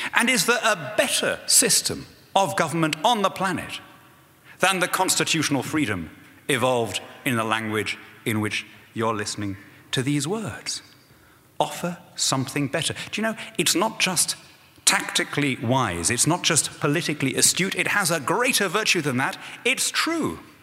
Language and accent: English; United Kingdom; being a British Conservative politician